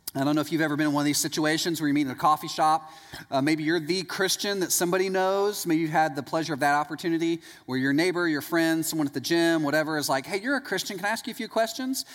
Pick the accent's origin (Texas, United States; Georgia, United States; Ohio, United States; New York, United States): Texas, United States; East; I'm from East Texas